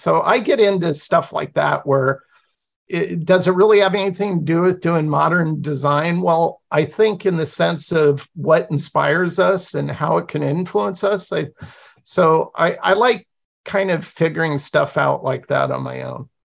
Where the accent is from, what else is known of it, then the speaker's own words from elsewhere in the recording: Pacific Northwest, United States; I grew up in the Pacific Northwest with Native American tribes all around me